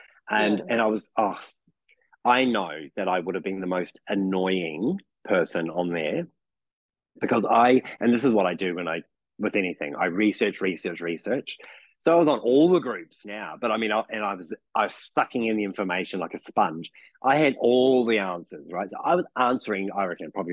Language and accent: English; New Zealand; accent: New Zealand; now in Melbourne, Australia; my New Zealand accent